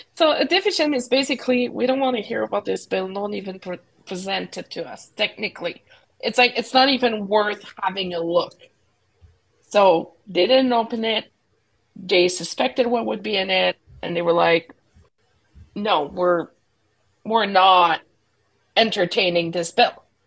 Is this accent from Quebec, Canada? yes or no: yes; Quebec, Canada; moved away; growing up in Quebec